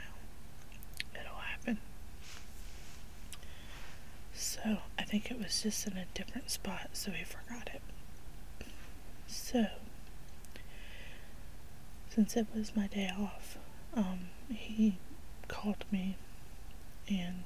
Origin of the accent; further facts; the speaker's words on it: the South, United States; I grew up in the South